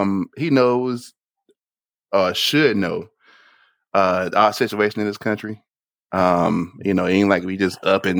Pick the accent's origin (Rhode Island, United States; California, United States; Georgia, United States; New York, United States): Georgia, United States; Augusta; I'm from Augusta, and most of the high schools are majority black